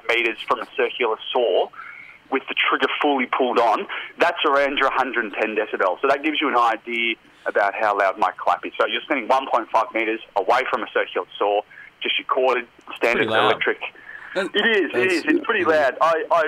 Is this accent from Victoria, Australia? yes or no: yes; Melbourne, Victoria, Australia; now in South Australia, Australia; I'm originally from Melbourne, currently living in South Australia.